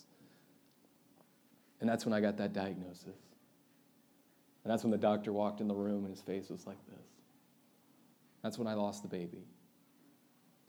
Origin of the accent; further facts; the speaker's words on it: United States; especially as American Christians